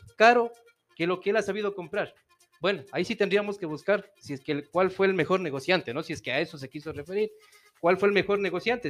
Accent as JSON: {"language": "Spanish", "town": "Puyo", "region": "Pastaza", "country": "Ecuador", "moved": "as an adult", "lives_now": "Ambato, Ecuador", "said": "yo soy de la provincia de Pastaza, soy del Puyo"}